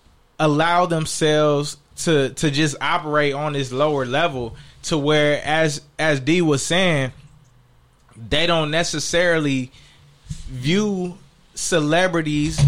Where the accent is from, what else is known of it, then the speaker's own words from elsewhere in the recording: Inglewood, California, United States; I grew up in Inglewood.